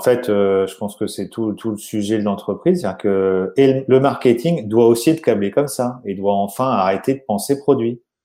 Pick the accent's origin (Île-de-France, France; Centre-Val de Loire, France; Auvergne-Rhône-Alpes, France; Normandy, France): Normandy, France; moved away as an adult; now in South of France, France; je suis un Normand euh, expatrié dans, dans le sud de la France par amour